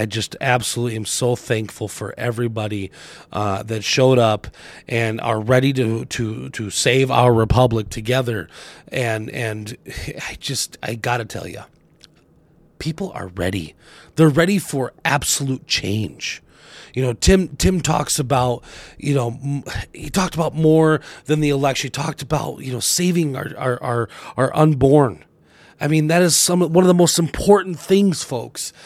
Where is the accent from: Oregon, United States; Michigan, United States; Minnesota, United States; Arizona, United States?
Arizona, United States; now in Wisconsin, United States; my home state originally of Arizona